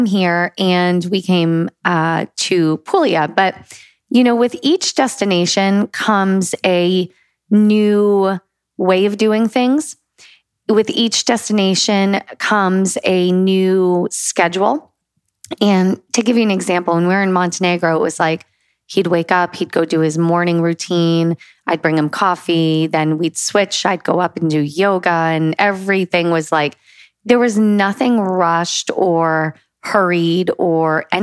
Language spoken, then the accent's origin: English; United States; we're the only Americans here